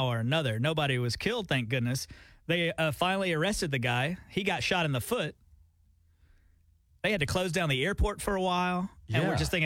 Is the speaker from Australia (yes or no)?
no; Alabama, United States; now in Oklahoma, United States; We're from Alabama.